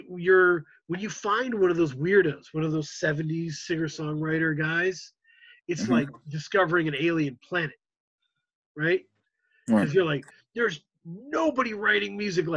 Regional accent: United States; as an American audience

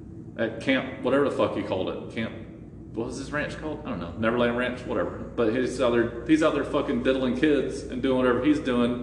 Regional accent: New England, United States; I'm going to go back to my ranch and pretend I'm a cowboy even though I'm from New England.

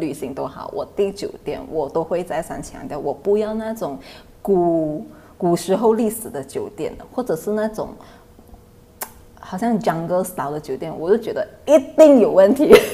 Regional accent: Thailand; also born or lived in Bangkok; 在泰国老家， 我从小在那边生活到现在

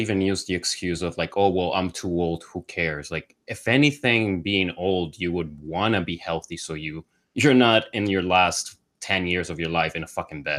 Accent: Colombia; like I came from Colombia

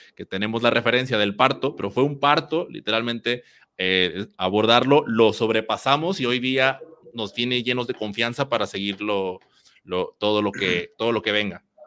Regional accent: Mexico; acá en mi país, en México

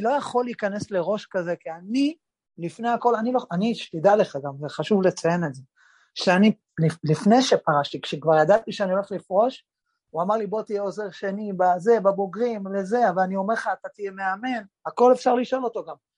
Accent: Kiryat Yam, Haifa District, Israel; כשאני בגיל 15 אה, עברתי, ההורים שלי עברו דירה לקריית חיים, ועברנו לקריית חיים מקריית ים

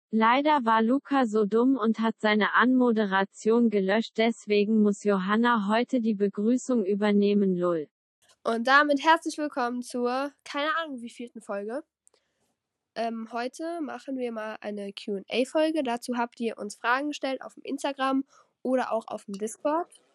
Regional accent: Rhineland-Palatinate, Germany; Ich komme aus Rheinland-Pfalz

